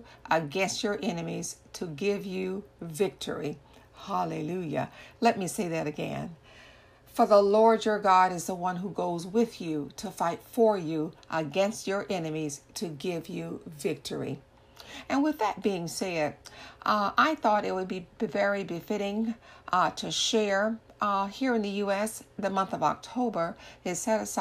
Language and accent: English; Orlando, Florida, United States; I am from Orlando, Florida, in the U.S. of A.